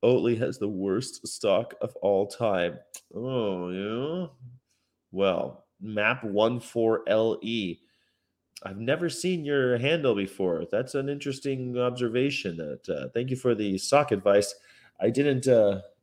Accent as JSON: {"language": "English", "town": "Fresno", "region": "California", "country": "United States", "tie": "born or raised there", "also_born_or_lived": "San Francisco", "moved": "yes", "said": "I grew up in Fresno, which is kind of backwards"}